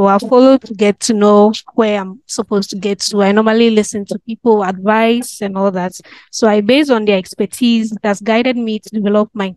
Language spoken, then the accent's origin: English; Tikrum, Ashanti, Ghana; I'm from the Ashanti region of Ghana, specifically Tikrum.